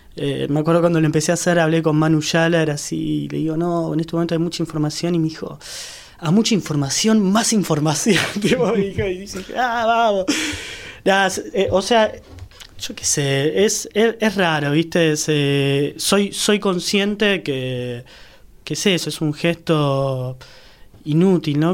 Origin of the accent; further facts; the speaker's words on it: San Isidro, Buenos Aires Province, Argentina; yo soy de San Isidro